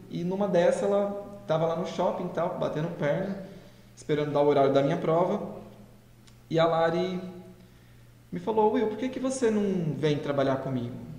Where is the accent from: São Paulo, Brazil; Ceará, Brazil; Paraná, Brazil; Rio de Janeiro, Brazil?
São Paulo, Brazil; José Bonifácio; moved away as an adult; also born or lived in Portugal; now in São José do Rio Preto, Brazil; Sou de José Bonifácio, que é uma cidade aqui próxima. Então, cresci, nascido e crescido numa cidade pequenininha